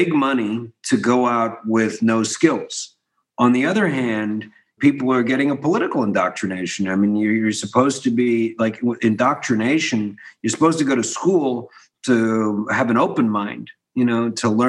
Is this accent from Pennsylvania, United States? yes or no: yes; Philadelphia, Pennsylvania, United States; I grew up in Philadelphia, and I was a kid in the 80s, and I was watching a city crumbling around me